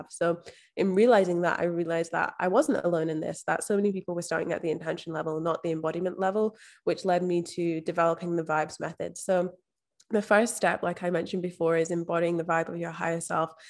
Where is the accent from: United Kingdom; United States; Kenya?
United Kingdom; Scotland; now in Australia; So I'm actually from Scotland, but I've been living overseas in Australia for the past five years. So there's a bit of mishmash of everything in there.